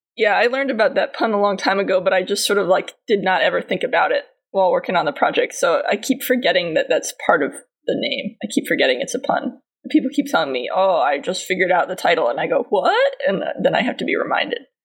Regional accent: New England, United States; I, grew up in New England

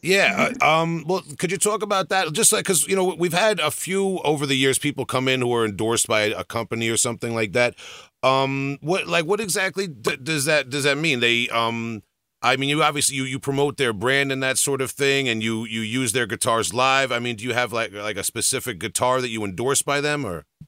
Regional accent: New York, United States; I'm from New York

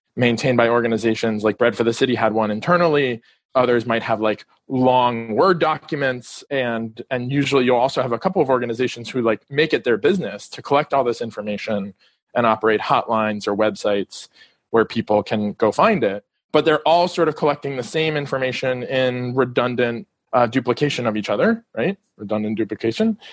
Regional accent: Miami, Florida, United States; moved away as an adult; also born or lived in District of Columbia; I'm calling from Miami Beach. I grew up here in Miami and recently moved back.

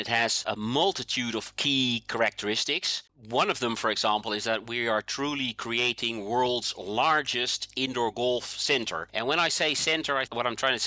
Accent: Toronto, Ontario, Canada; now in Netherlands; I'm originally from Toronto

